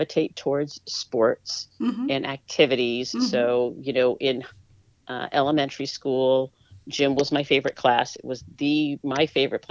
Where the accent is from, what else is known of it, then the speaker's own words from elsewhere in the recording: Topsfield, Massachusetts, United States; also born or lived in Boston, Massachusetts; I was born in Boston, then I lived for most of my young years in Topsfield, Massachusetts